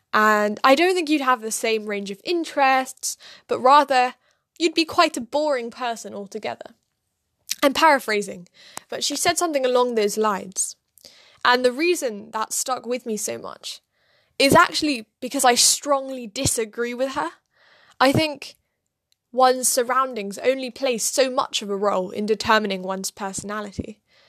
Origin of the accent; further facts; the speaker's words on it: United States; born there; accent: British; now in London, United Kingdom; I was not actually born in London, despite my quite British accent. I was born in America, in quite a small, idyllic, almost fairy-like town.